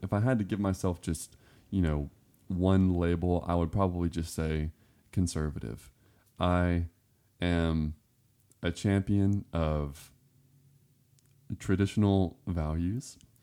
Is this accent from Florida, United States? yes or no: yes; Florida Panhandle, United States; also born or lived in Westmoreland, Tennessee; now in Cleveland, Tennessee, United States; I grew up in the woods, um, I was born in Florida, and we lived in the very northwestern corner of Florida in the Panhandle